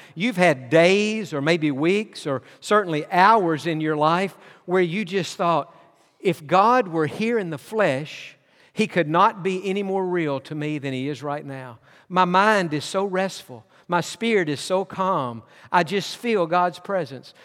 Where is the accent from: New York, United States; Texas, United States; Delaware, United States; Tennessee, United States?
Tennessee, United States; East; moved away; also born or lived in Georgia; I was born in Georgia, but my childhood years was, were spent in East Tennessee